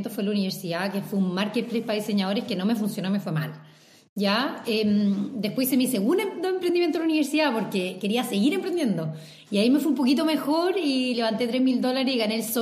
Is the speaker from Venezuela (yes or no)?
no; Chile; yo nací en Chile, y por eso siempre digo yo soy chilena, porque mi lugar de nacimiento es Chile.